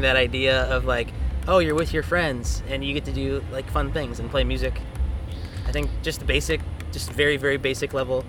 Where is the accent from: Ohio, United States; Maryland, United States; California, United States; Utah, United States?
California, United States; Riverside; I'm from Riverside, California. I was born and raised in the orange groves over there